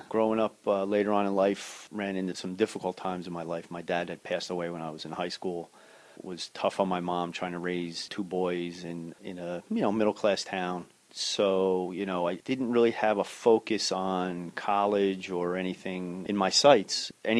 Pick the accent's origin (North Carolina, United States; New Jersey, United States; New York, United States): New Jersey, United States; Cranford; I am a product of Cranford. I'm a second-generation Cranfordite. I'm raising my family here now. I have great fond memories of growing up in town